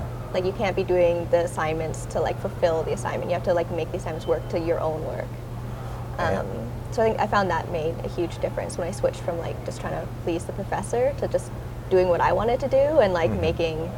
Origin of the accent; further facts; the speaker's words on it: Pickering, Ontario, Canada; also born or lived in Toronto; Yeah, I was born in Toronto, but I grew up in Pickering.